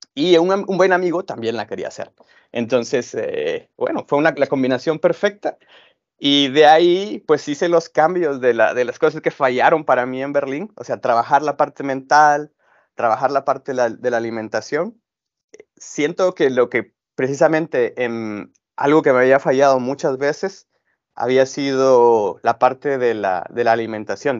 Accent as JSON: {"language": "Spanish", "country": "Guatemala", "said": "yo soy de Guatemala"}